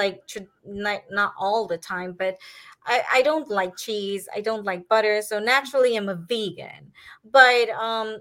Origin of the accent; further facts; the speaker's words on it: Trinidad & Tobago; now in Miami, United States; I am fifth generation Indian from Trinidad.